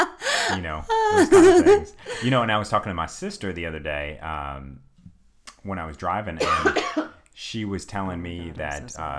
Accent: United States; I'm an American.

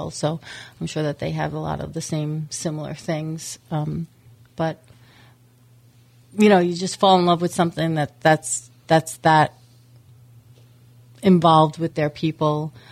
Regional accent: New York, United States; Well, uh, I came from actually I came from New York um, and I've been with Texas Roadhouse for 13 years.

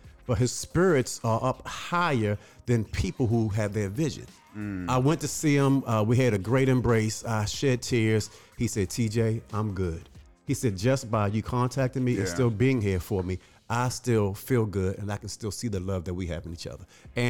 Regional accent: Baltimore, Maryland, United States; moved away; I just got back from Baltimore, my hometown

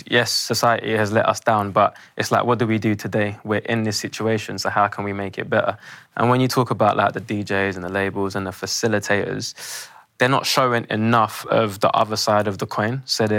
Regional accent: London, United Kingdom; when I grew up on my estate

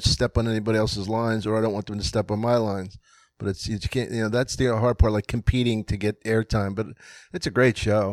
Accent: Philadelphia, Pennsylvania, United States; also born or lived in New York; I'm from Philly

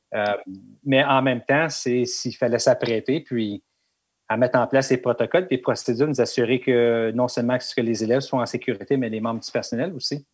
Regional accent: Elliott Lake, Ontario, Canada; moved away as an adult; also born or lived in Whitby / Oshawa; now in North Bay, Canada; ma ville natale, Elliott Lake

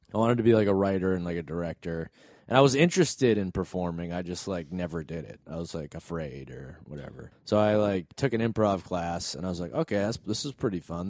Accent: New England, United States; moved away; We're all from New England.

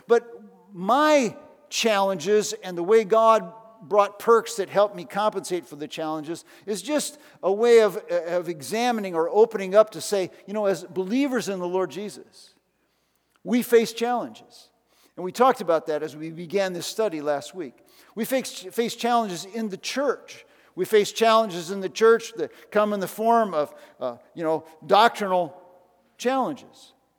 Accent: Iowa, United States; So I moved from town to town. People asked me where I'm from, and I'd say I'm from Iowa, okay?

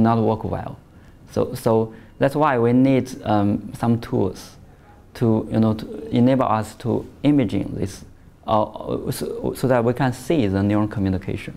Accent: Shandong, China; moved away; also born or lived in Shaanxi, China; I was born in Shandong province at China, in the middle east of China.

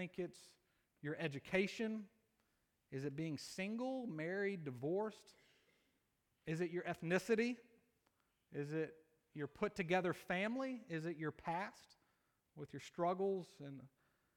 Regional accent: Columbus, Georgia, United States; I'm from Columbus, Georgia. I went to Pacelli High School

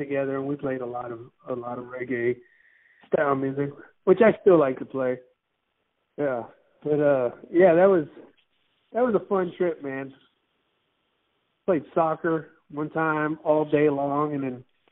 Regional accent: Miami, Florida, United States; moved away; I was raised in Miami.

